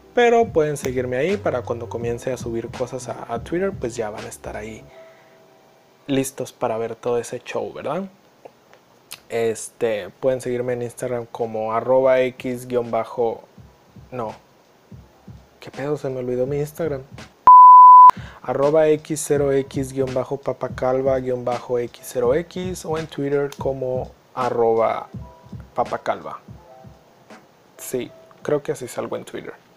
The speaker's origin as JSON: {"language": "Spanish", "country": "Mexico", "said": "Para nosotros como mexicanos"}